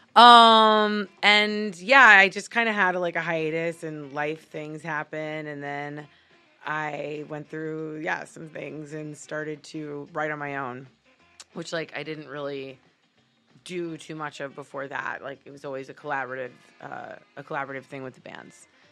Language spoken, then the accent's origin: English; Miami, Florida, United States; now in Los Angeles, United States; I am originally from Miami, Florida